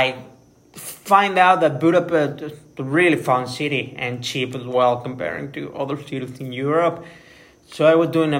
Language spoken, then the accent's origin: English; Mexico; moved away; I'm Mexican